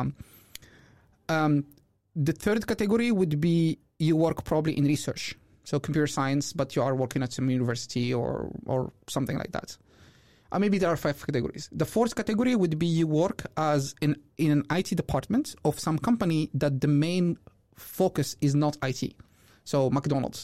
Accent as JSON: {"language": "English", "country": "Morocco", "also_born_or_lived": "Belgium", "moved": "as an adult", "said": "I'm originally from Morocco. I moved here two thousand seventeen."}